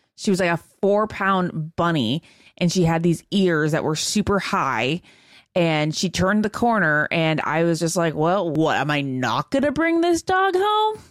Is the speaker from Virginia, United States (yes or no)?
yes; Northern Virginia, United States; That's my home state as well.